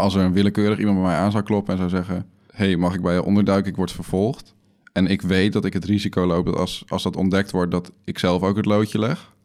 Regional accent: Netherlands; als Nederlanders

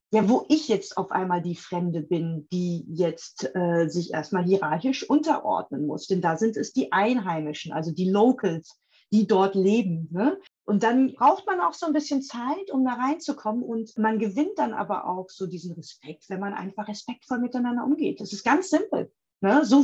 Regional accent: Berlin, Germany; ich als Berlinerin, ne, ähm, ich muss ja immer reisen, um zu surfen.

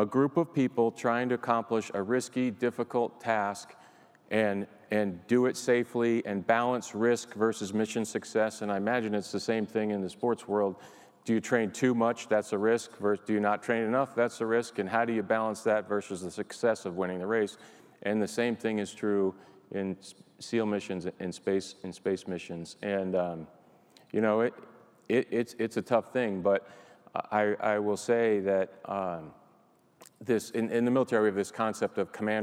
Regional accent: New England, United States; I grew up here in New England

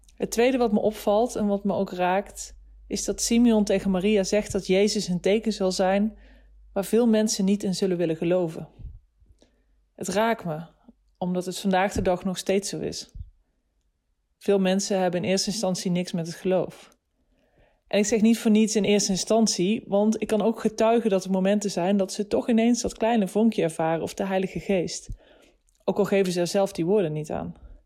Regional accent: Nijmegen, Gelderland, Netherlands; 35 jaar en ik kom uit Nijmegen

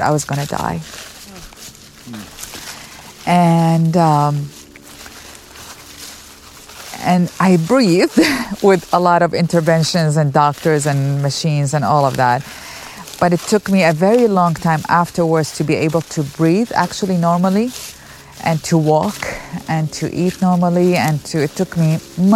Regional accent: Baghdad, Baghdad Governorate, Iraq; moved away as an adult; now in United States; I grew up overseas in Baghdad, Iraq

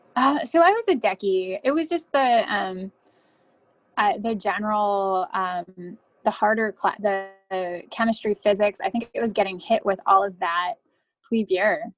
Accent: North Brunswick, New Jersey, United States; moved away as an adult; now in Washington, D.C., United States; I'm originally from North Brunswick, New Jersey

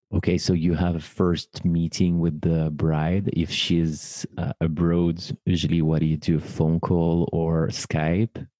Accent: Paris, Île-de-France, France; professional ceremony officiant based in my hometown Paris

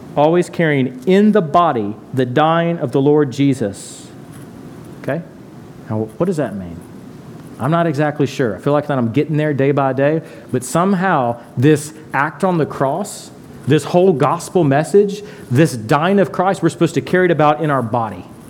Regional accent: Tipton County, Tennessee, United States; moved away; I'm from Tipton County

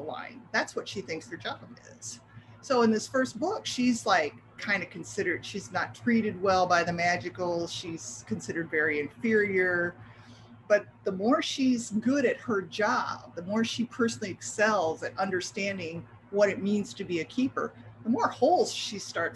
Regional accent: Midwest, United States; moved away as an adult; now in Florida, United States; I grew up in the Midwest, but I moved to Florida 32 years ago

